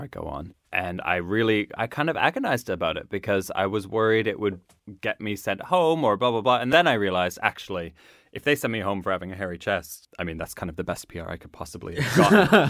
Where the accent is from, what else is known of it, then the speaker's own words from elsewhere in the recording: Nova Scotia, Canada; moved away; I grew up in Nova Scotia